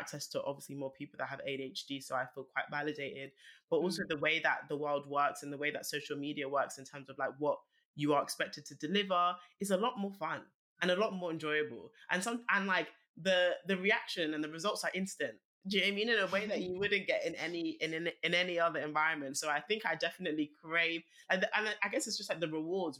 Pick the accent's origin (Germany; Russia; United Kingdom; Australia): United Kingdom; London; I was obviously born and raised in Northwest London